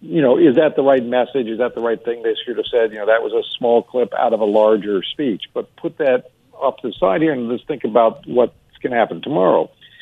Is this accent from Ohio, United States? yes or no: no; Alaska, United States; You know, first off, I'm from Alaska. We don't know what Amtrak is.